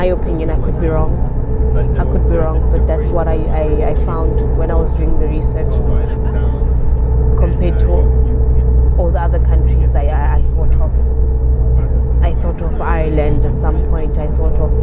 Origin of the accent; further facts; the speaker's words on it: South Africa; moved away as an adult; I come all the way from South Africa